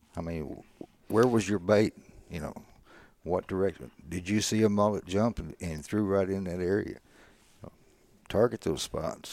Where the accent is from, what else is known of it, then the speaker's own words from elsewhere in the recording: Bay City, Texas, United States; I grew up here in Bay City